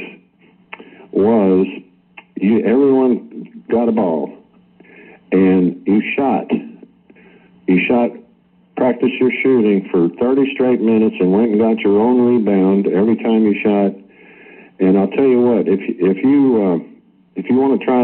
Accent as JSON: {"language": "English", "region": "New Jersey", "country": "United States", "tie": "born or raised there", "moved": "yes", "said": "I grew up in New Jersey, right in the shadow of the Yankee Stadium"}